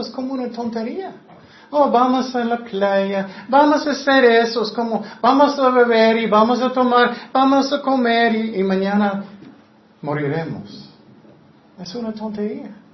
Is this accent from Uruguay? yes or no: no; United States; Spanish is a second language; moved away as an adult; also born or lived in Tecate; Soy americano